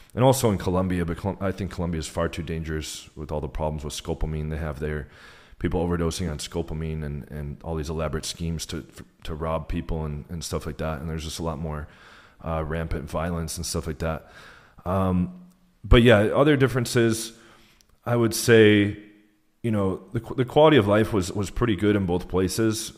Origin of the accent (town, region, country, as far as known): United States; moved away as an adult; also born or lived in Warsaw, Poland; now in Brazil